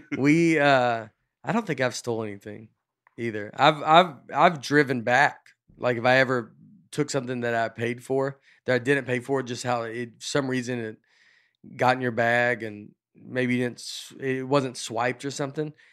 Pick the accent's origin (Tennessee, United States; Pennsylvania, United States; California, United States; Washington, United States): Tennessee, United States; Old Hickory; I grew up in Old Hickory, which is Lakewood